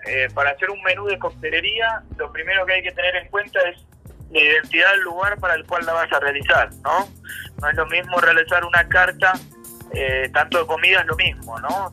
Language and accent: Spanish; Argentina; now in Colombia; en mi país, en Argentina